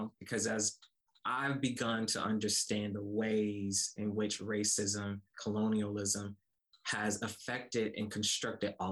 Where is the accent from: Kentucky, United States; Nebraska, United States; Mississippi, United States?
Mississippi, United States; Como; I grew up in rural Mississippi, a small town called Como, Mississippi